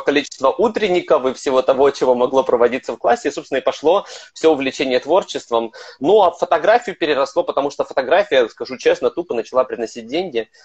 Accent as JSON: {"language": "Russian", "town": "Kryvyi Rih", "region": "Dnipropetrovsk Oblast", "country": "Ukraine", "tie": "born or raised there", "moved": "yes", "lives_now": "Kyiv, Ukraine", "said": "Я родом из Кривого Рога"}